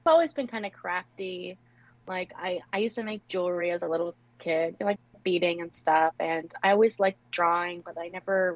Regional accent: Rhode Island, United States; also born or lived in South Georgia; now in Georgia, United States; I'm in South Georgia, but I'm originally from Rhode Island

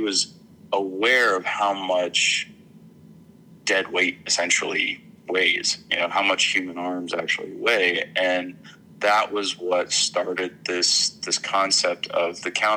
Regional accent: Arkansas, United States; I grew up in Arkansas

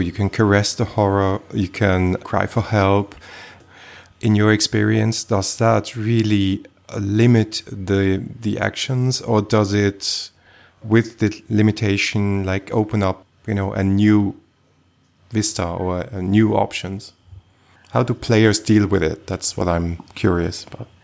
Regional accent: Switzerland; I was born in Switzerland

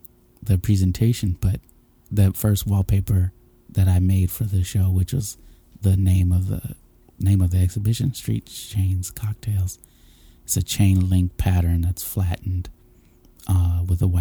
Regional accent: St. Louis, Missouri, United States; also born or lived in San Diego, California; I was born in San Diego, California. My father was in the Navy, and my mother, I think, just graduated high school. And then, like, between then and I moved to St. Louis with my father, like, more, like, regularly living with him in St. Louis and my dad's mom

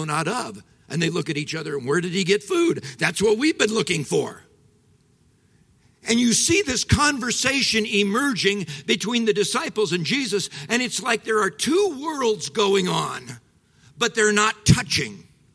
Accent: Midwest, United States; I'm from the Midwest

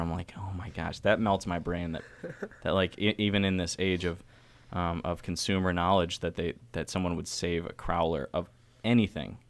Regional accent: New York, United States; now in Baltimore, United States; I'm from New York State

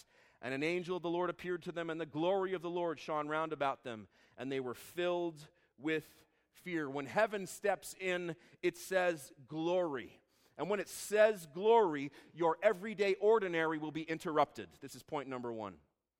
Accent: Israel; I grew up in Israel. My parents would take us to the shepherd's fields in Bethlehem every Christmas Eve.

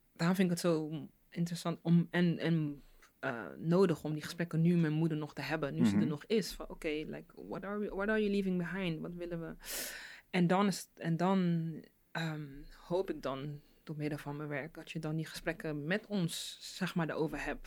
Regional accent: Rotterdam, South Holland, Netherlands; first language Dutch; ik ben hier geboren, mm, eh, in Nederland, Rotterdam

